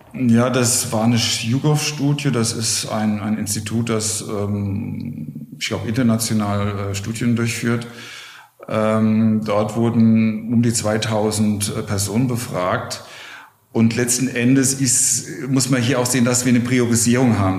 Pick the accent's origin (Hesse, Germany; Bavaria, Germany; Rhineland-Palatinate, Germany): Hesse, Germany; Wiesbaden; moved away as an adult; now in Berlin, Germany; Ich komme aus, aus Wiesbaden, aus Hessen.